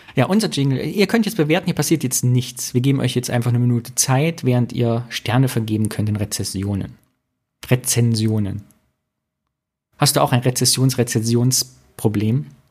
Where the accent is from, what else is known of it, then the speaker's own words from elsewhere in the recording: Thuringia, Germany; bei uns in Thüringen